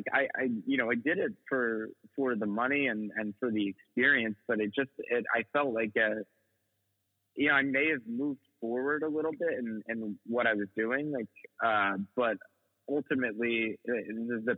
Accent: United States; also born or lived in New York; a byproduct of being American.

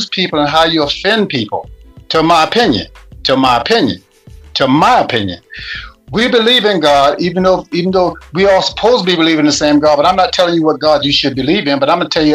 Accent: the South, near Charleston, South Carolina, United States; I'm from the South, actually where the ships brought in the slaves to South Carolina, in Charleston, South Carolina.

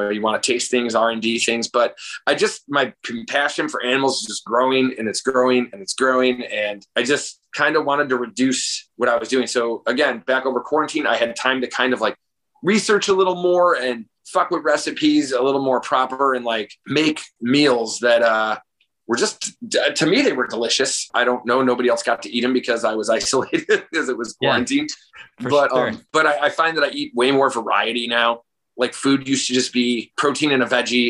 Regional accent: Crestwood, Illinois, United States; also born or lived in Chicago, Illinois; I'm from like Crestwood, Illinois

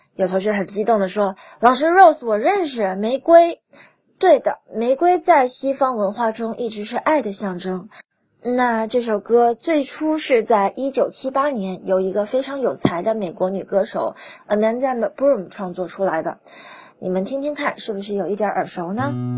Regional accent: China; 我们中国人总是喜欢把各种节日都过成情人节

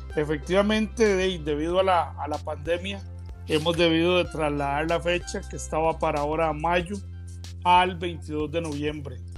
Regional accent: Costa Rica; los ticos, aquí todo lo dejamos para lo último

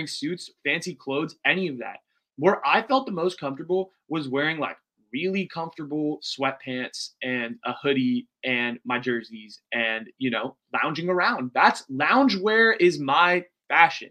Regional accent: United States; as an Indian American

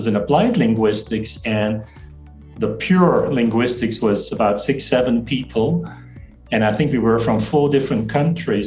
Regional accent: Flanders, Belgium; first language Dutch; English is a second language; moved away as an adult; now in Malaysia; growing up in Belgium, the Dutch language part, we also read the Netherlandic or the Holland's literature

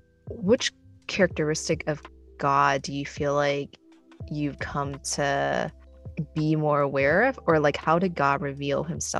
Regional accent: California, United States; I grew up in California

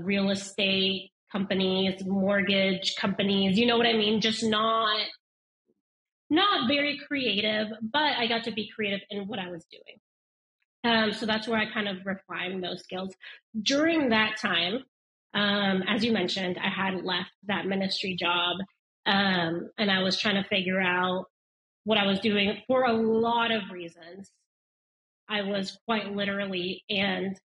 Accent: Denver, Colorado, United States; I grew up in Denver, Colorado

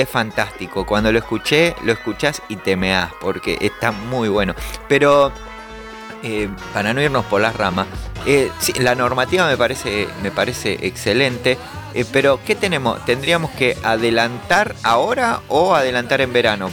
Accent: Caseros, Buenos Aires Province, Argentina; yo soy de Caseros, zona oeste

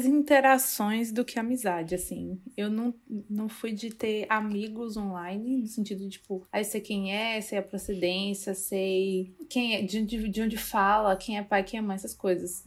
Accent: Salvador, Bahia, Brazil; eu sou de Salvador

